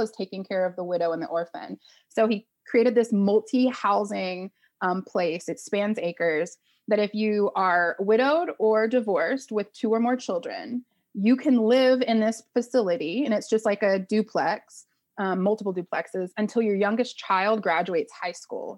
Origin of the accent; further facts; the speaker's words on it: Oklahoma, United States; I grew up in Oklahoma, a single mom